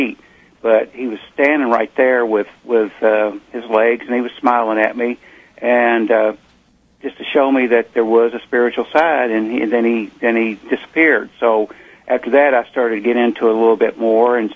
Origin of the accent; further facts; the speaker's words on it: Eastern Kentucky, United States; we're from Eastern Kentucky, and I come from a line of miners and farmers